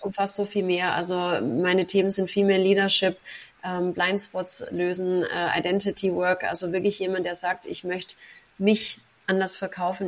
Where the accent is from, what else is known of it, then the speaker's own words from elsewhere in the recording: Braunenhardt near Ellwangen, Swabia, Baden-Württemberg, Germany; moved away as an adult; now in Dubai, United Arab Emirates; ich komme aus Braune Hart, äh, bei Ellwangen, das kennt wahrscheinlich niemand, im, im Schwabenland